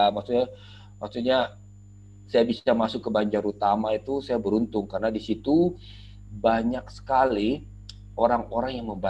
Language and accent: Indonesian; Makassar, South Sulawesi, Indonesia; waktu itu juga saya dari Makassar. Makassar cuma ada